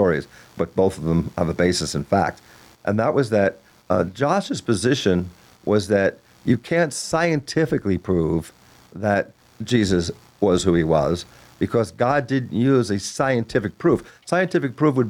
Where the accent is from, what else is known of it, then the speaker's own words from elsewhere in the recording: Long Island, New York, United States; also born or lived in Brooklyn, New York; now in North Carolina, United States; I was born in Brooklyn, grew up in Long Island